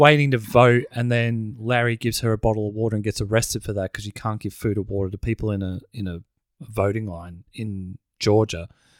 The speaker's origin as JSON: {"language": "English", "country": "South Africa", "said": "I am African. I'm from South Africa."}